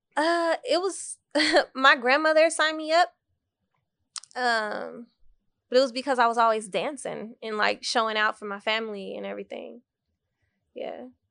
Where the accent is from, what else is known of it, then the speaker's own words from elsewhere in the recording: Dallas, Texas, United States; also born or lived in Waco, Texas; I was born in Waco, Texas. and I moved to Dallas when I was around three years old.